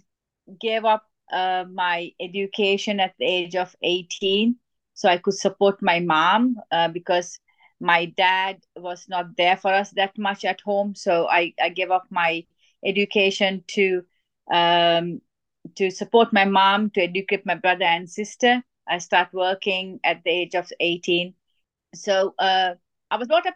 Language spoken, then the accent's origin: English; Sri Lanka; I was born in Sri Lanka, and I was brought up in a very strict Asian family